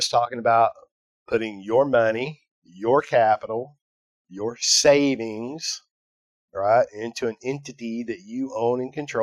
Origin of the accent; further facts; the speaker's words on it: Fort Worth, Texas, United States; I'm from Fort Worth, Texas